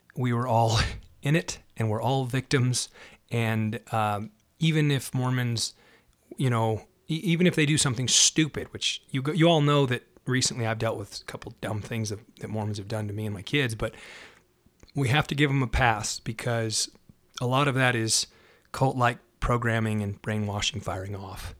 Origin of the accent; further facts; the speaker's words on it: Salt Lake City, Utah, United States; I was raised in Salt Lake City, Utah, which is Zion, they call it.